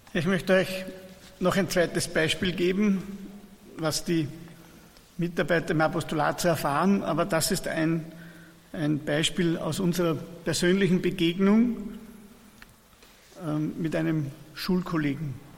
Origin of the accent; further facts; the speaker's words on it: Persenbeug, Lower Austria, Austria; Wir kommen aus Niederösterreich, das ist ein Ort an der Donau, Bersenbeug heißt unsere Pfarre, liegt im Bezirk Melk an der Donau